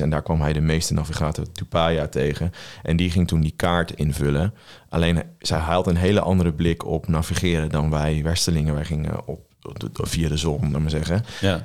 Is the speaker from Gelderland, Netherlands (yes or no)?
yes; Veluwe, Gelderland, Netherlands; we komen allebei van de Veluwe